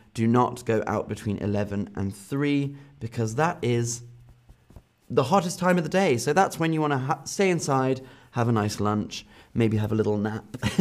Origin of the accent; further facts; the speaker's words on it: United Kingdom; my home country, in the U K